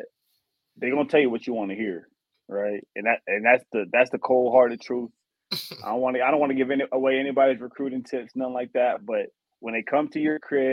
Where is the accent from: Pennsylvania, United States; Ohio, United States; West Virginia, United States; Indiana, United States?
Indiana, United States; Indianapolis; also born or lived in Waukesha, Wisconsin; growing up in Indianapolis